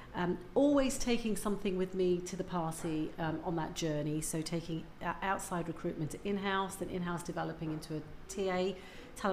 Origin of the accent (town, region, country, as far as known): Leicester, East Midlands, United Kingdom; born or raised there; also born or lived in Uganda